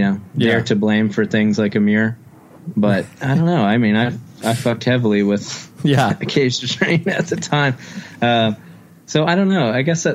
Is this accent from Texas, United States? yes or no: no; Wilmington, North Carolina, United States; It's like growing up in Wilmington, North Carolina, it was, you kind of just went to shows, like you know, so you just kind of went to anything.